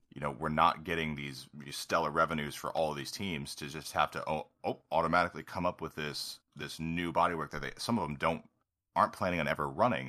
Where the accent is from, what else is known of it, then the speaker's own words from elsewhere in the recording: United States; as an American